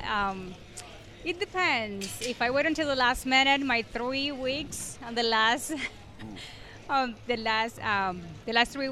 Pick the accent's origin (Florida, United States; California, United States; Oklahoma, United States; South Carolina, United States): Florida, United States; Orlando; Yes, I'm from Orlando.